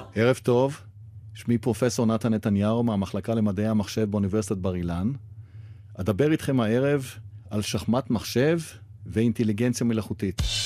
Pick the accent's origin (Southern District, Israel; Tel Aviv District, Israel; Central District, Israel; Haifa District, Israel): Haifa District, Israel; Haifa; בעיר הולדתי חיפה